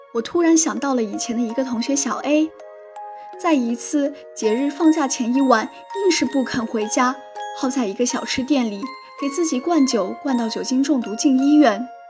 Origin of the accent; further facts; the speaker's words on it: Qingdao, Shandong, China; moved away as an adult; now in Nanjing, China; 来自山东青岛。我在南京大学，距离我的家乡一千零六十公里